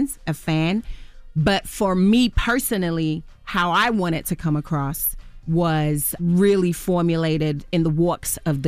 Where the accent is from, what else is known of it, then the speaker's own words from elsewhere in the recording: England, United Kingdom; I'm born and raised in England, and I never saw an apartment that looked like that in England, or a flat, as we call it.